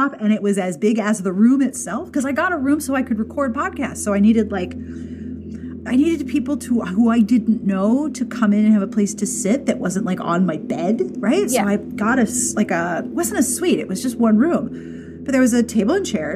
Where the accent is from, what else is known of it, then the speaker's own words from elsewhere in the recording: Pittsburgh, Pennsylvania, United States; moved away; Pittsburgh, which is my hometown